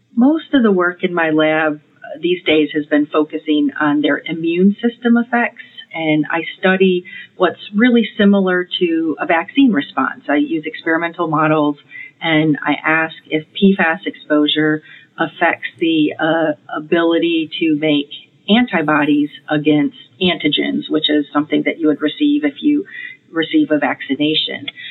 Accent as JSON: {"language": "English", "region": "Michigan", "country": "United States", "tie": "born or raised there", "said": "I grew up in Michigan. I grew up eating Great Lakes fish or or inland lake fish"}